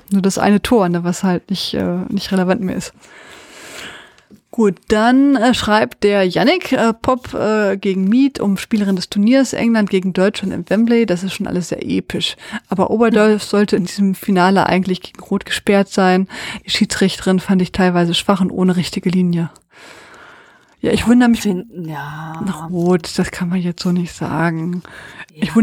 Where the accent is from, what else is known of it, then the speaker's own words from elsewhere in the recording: Austria; ja, als, ich, als Österreicher.